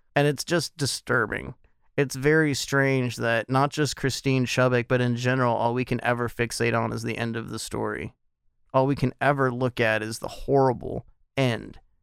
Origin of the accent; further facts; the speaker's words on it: United States; I am an American